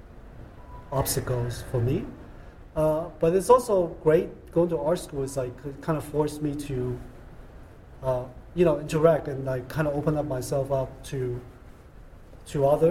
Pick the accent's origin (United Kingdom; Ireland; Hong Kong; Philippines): Hong Kong; English is a second language; now in United States; growing up in Hong Kong and come here and assimilation.